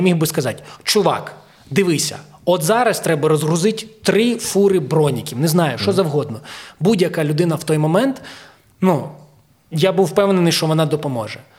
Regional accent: Ukraine; also born or lived in Kyiv; я народився в Україні

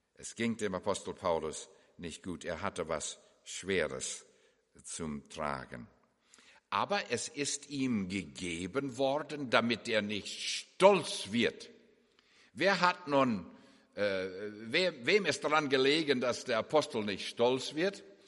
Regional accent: Canada; moved away; also born or lived in Germany; Wir sind ja beide gebürtige Kanadier und äh, wohnen nun in der Nähe von Vancouver

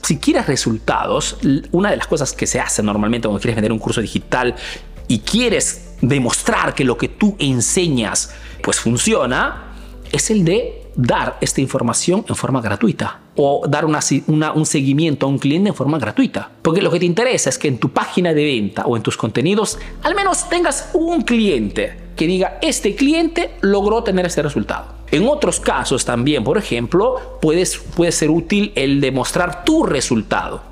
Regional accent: Peru; now in Italy

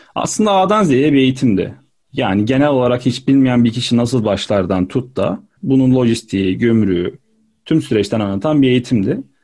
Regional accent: Adana, Turkey; moved away as an adult; also born or lived in Istanbul; Adana'dan çıkıp İstanbul'a gitmekti.

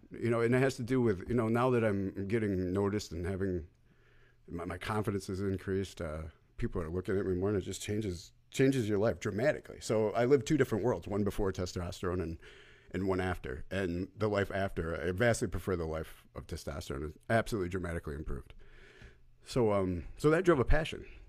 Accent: New York, United States; I was born in New York.

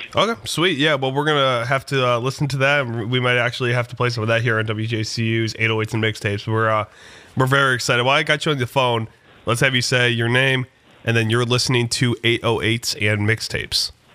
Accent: Detroit, Michigan, United States; I'm from Detroit as well

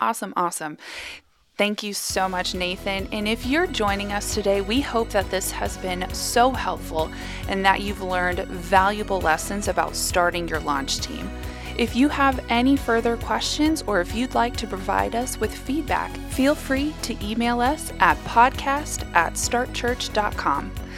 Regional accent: Atlanta, Georgia, United States; I'm actually from Atlanta

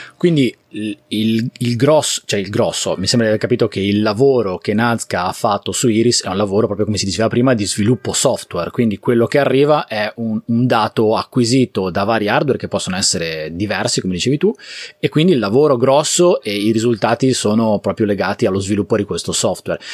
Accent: Liguria, Italy; io sono Ligure e la Liguria è un territorio abbastanza fragile

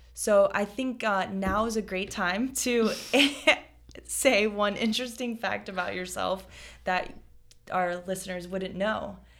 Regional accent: South Florida, United States; I am born and raised in South Florida

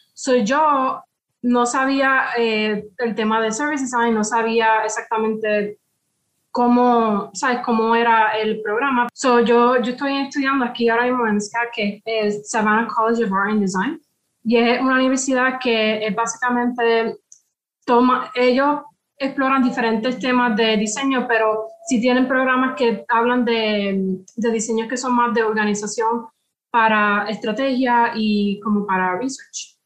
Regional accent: Puerto Rico; yo soy de Puerto Rico, soy del Caribe

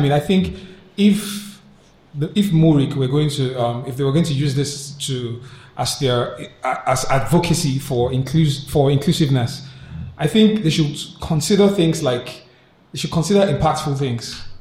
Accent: Rivers State, Nigeria; How does it affect me from River State?

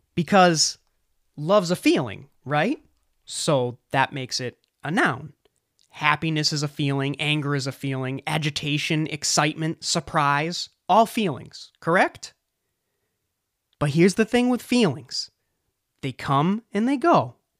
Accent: just south of Boston, New England, Massachusetts, United States; I'm from New England, or better yet, just south of Boston

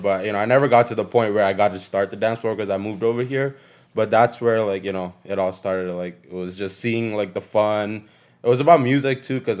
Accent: Malaysia; moved away; also born or lived in Southern California; I'm from Malaysia originally.

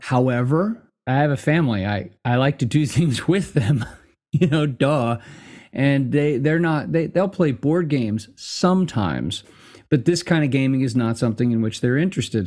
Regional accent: United States; being American is 'cause we're all mutts here

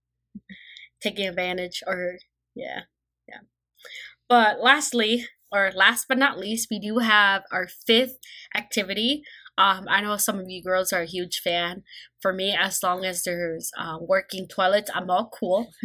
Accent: Midwest, United States; we're from the Mid-, Midwest

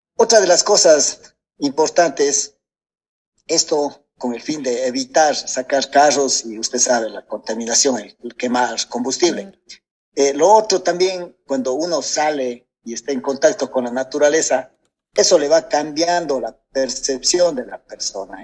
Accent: Gualaceo, Azuay, Ecuador; soy de acá de Gualaceo

